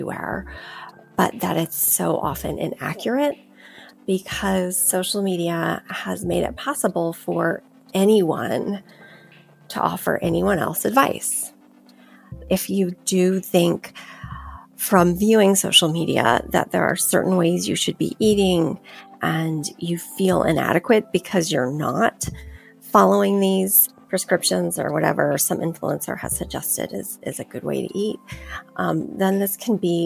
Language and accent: English; California, United States; I grew up in California